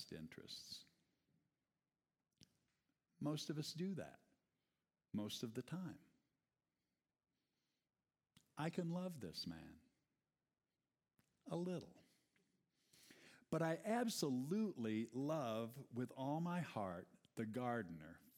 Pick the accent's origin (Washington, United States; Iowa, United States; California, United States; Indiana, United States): Iowa, United States; I grew up in Iowa, son of a father who was practicing organic gardening before it was a thing